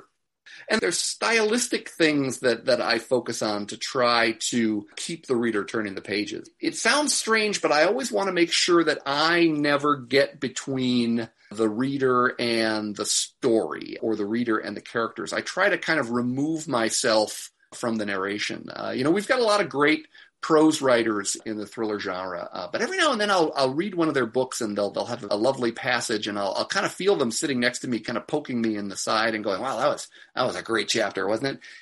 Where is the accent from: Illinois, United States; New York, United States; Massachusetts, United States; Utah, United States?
Illinois, United States; Chicago; I grew up in Chicago, but my family had this little cottage up in Michigan